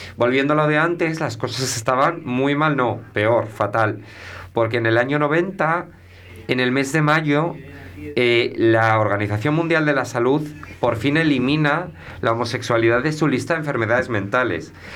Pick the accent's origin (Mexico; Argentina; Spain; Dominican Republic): Spain; Melgar de Arriba, Castile and León; moved away; also born or lived in Santiago de Compostela / Sahagún / Valladolid / Seville; yo donde me he criado es en Melgar